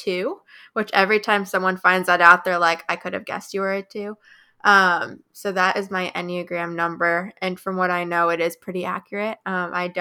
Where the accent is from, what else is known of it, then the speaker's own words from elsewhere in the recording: Midwest, United States; now in Wilmington, United States; I am from the Midwest, about an hour east of Chicago